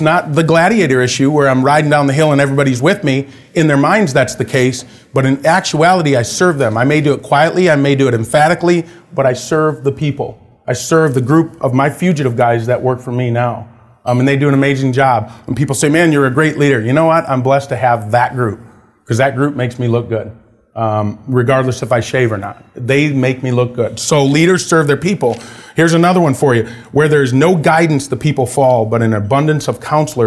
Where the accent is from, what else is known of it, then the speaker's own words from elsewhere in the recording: Wisconsin, United States; I grew up in Wisconsin, or Wisconsin, as they say